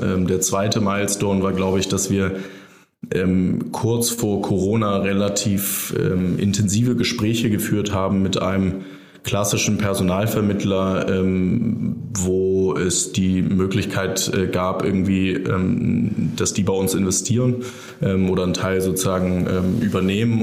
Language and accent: German; Germany; als Europäer oder als Deutscher